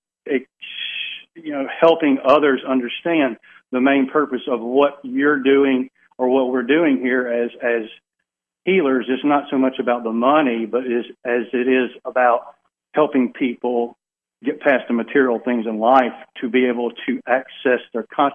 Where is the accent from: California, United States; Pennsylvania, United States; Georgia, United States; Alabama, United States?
Alabama, United States; I'm from Alabama